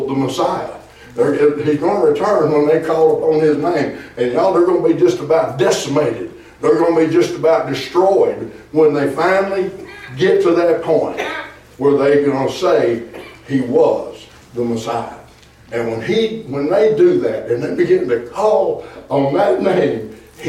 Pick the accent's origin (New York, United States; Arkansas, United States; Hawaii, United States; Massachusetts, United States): Arkansas, United States; I'm from Arkansas